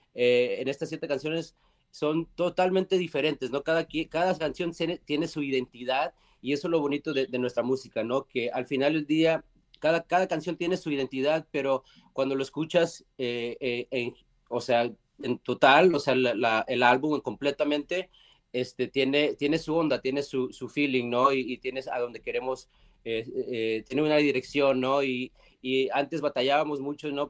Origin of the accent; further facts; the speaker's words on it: Mexico; moved away; mi tierra, mi tierra mexicana